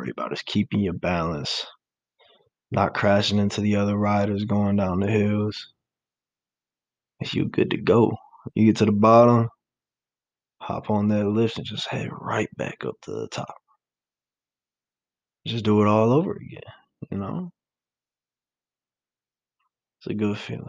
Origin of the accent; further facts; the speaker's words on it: New York, United States; I'm from New York